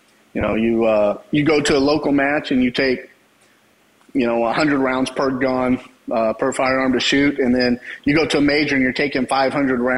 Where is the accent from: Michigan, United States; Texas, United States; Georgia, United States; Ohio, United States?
Texas, United States; I grew up in Texas, so we grew up shooting guns all the time